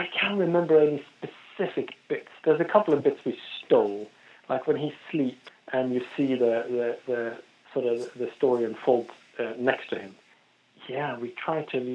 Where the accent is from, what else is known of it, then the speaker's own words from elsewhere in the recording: Norway; moved away as an adult; also born or lived in London; I'm from Norway originally